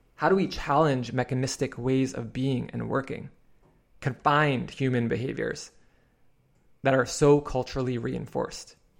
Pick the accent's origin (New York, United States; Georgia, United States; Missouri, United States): New York, United States; New York City; I was a shy boy growing up in Queens, New York